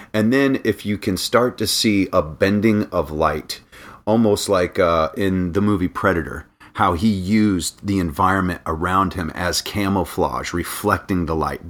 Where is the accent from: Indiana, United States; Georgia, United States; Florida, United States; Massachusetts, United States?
Florida, United States; Daytona Beach; also born or lived in North Carolina; now in Orlando, United States; I grew up in Daytona Beach. So, I'm from the beach